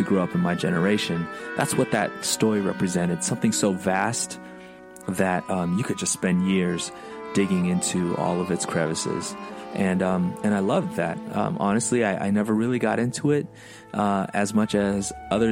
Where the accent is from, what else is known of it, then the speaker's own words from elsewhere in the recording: United States; A couple of immigrant boys growing up in the United States